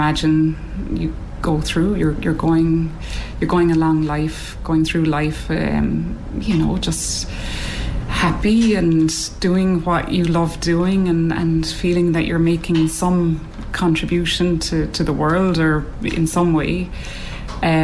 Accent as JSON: {"language": "English", "town": "Cork", "region": "Munster", "country": "Ireland", "said": "I'm from Cork."}